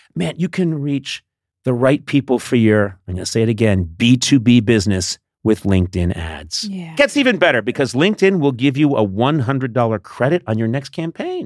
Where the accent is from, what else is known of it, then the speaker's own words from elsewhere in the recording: Boston, Massachusetts, United States; now in Los Angeles, United States; I come from the East Coast. You know, I come from Boston and and the outlying Massachusetts area